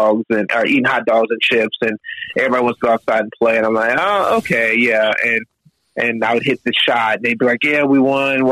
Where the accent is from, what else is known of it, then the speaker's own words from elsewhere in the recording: Florence, Kentucky, United States; I actually grew up in Florence, Kentucky